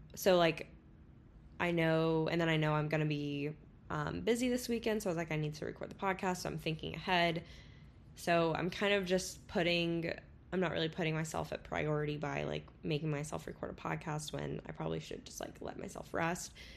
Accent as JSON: {"language": "English", "region": "Florida", "country": "United States", "tie": "born or raised there", "moved": "as an adult", "lives_now": "Texas, United States", "said": "I still say I'm going home if I'm going to Florida"}